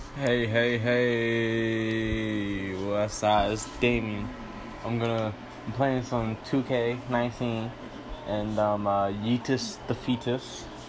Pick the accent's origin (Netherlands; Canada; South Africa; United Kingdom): Canada; I am a Canadian